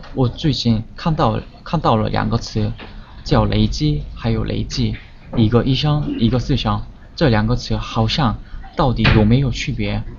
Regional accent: South Korea; Chinese is a second language; 来自韩国

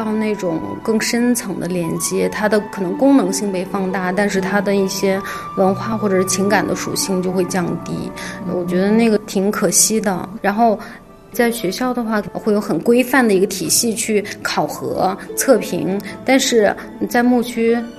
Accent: Urumqi, Xinjiang, China; moved away as an adult; now in Beijing, China; 我出生和成长在新疆乌鲁木齐。后来我去内地读大学

